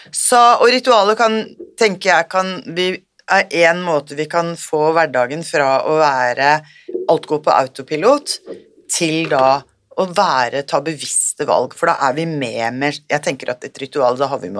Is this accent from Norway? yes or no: no; India; Jeg kommer fra India